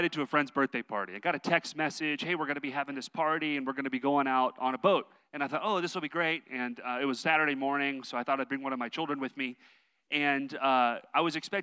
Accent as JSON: {"language": "English", "region": "Texas", "country": "United States", "said": "I'm from Texas"}